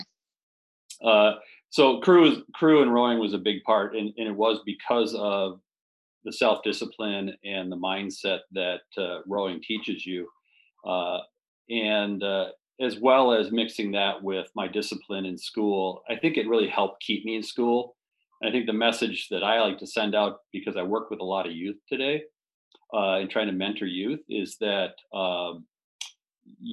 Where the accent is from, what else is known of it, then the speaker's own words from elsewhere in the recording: Madison, Wisconsin, United States; I grew up in the Madison area